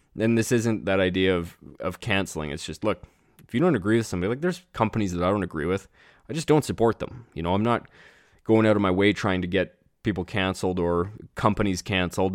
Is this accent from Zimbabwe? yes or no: no; Canada; as a Canadian